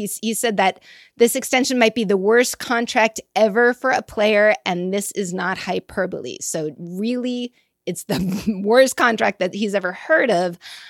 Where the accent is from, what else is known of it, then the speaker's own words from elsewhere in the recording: Boston, Massachusetts, United States; accent: Boston; You know, I think it's my Boston accent.